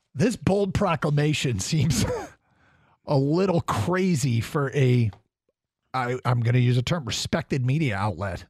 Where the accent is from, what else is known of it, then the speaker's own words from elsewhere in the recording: Champaign, Illinois, United States; I was born in Champaign, Illinois